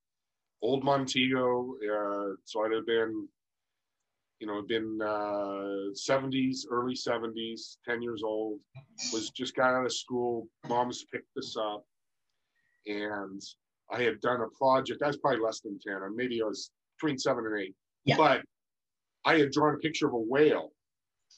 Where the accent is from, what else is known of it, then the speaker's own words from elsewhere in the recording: Northern California, United States; born and raised in Northern California